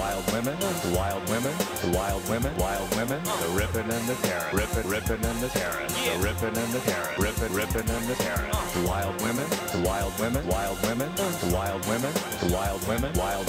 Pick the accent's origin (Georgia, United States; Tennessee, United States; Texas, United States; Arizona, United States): Arizona, United States